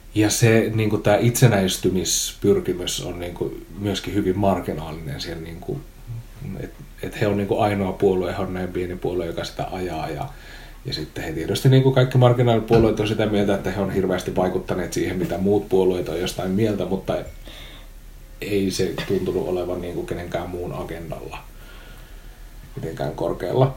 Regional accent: Oulu, North Ostrobothnia, Finland; accent: Oulu dialect; mä oon siis oululainen, joten mä puhun murretta.

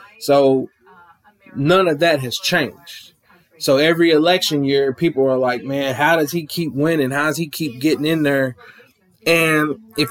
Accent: Clinton, Kentucky, United States; I'm from Clinton, Kentucky, small little town down in the sticks

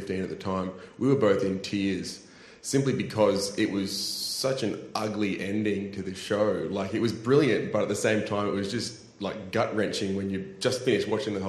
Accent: Brisbane, Queensland, Australia; I grew up in Brisbane

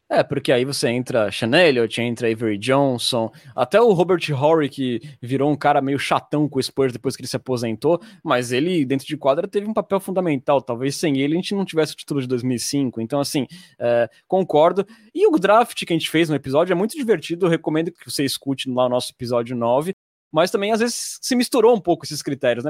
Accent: Santos, São Paulo, Brazil; sou de Santos

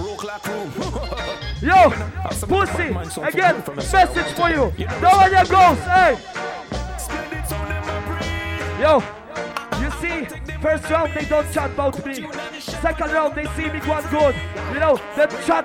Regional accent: Poland; we come from Poland

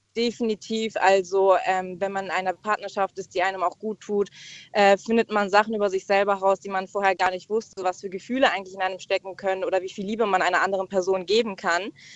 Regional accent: Mannheim, Baden-Württemberg, Germany; ich komme aus Mannheim

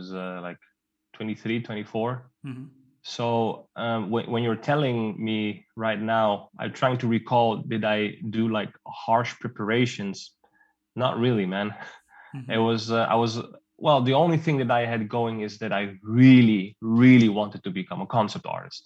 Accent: Netherlands; I was born and raised in Holland.

